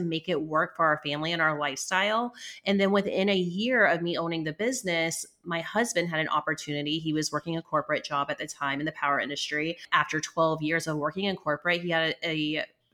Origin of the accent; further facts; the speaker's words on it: Charleston, United States; moved away; also born or lived in Massachusetts; I'm from Charleston.